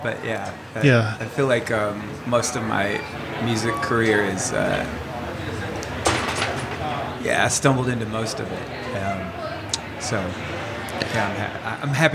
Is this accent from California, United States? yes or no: no; Louisville, Kentucky, United States; moved away as an adult; now in Perth, Australia; I grew up in Louisville, Kentucky.